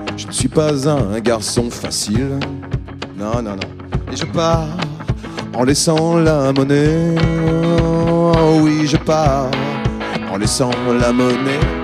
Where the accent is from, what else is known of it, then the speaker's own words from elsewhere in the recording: Ham, Hauts-de-France, France; moved away; j'ai grandi en Picardie, dans un trou qui s'appelle Ham, entre euh, Saint-Quentin, Péronne et Noyon